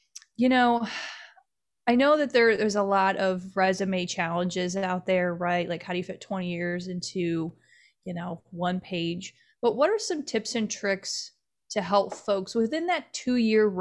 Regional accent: Cleveland, Ohio, United States; I grew up in Cleveland

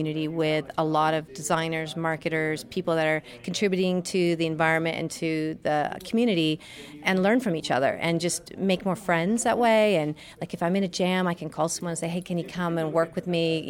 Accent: United States; also born or lived in Washington / California; now in Wollongong, Australia; I grew up in Washington and California

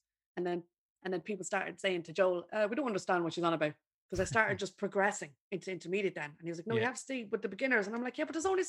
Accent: Ireland; now in London, United Kingdom; I'm just an Irish girl in London.

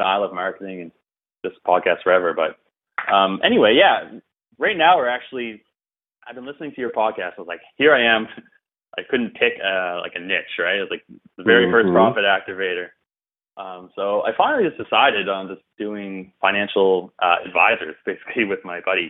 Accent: East Coast of Canada, Atlantic Canada, Canada; I'm a filthy Canadian. I'm from the East Coast.

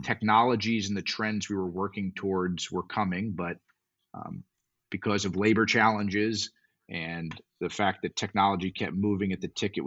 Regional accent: South Florida, United States; I grew up in South Florida

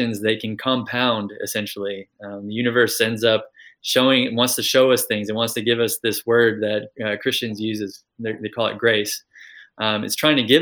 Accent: Kentucky, United States; also born or lived in California; I grew up in the United States, if you can't tell from the accent. So I grew up in Kentucky and also California.

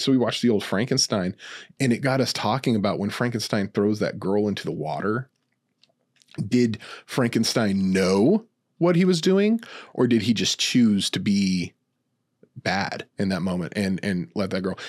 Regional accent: New Mexico, United States; moved away; I'm from New Mexico originally

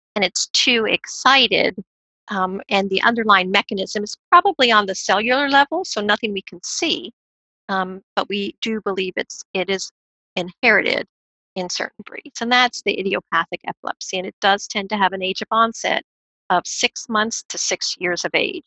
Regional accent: California, United States; Growing up in California

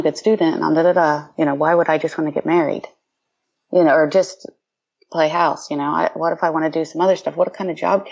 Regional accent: Ohio, United States; I grew up in Ohio

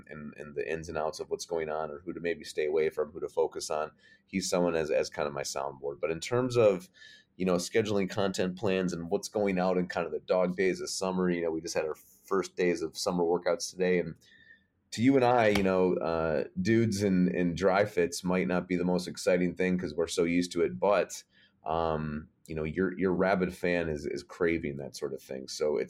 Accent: Livonia, Michigan, United States; also born or lived in Buffalo / Massachusetts; But yes, I am from Livonia, Michigan, which is a suburb of Detroit, about 20, 25 minutes outside the city. Moved there in the middle of second grade. I've kind of been around everywhere. I was born in Buffalo.

